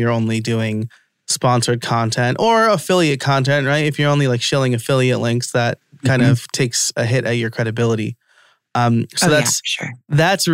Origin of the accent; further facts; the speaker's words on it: New York, United States; accent: New York; my New York accent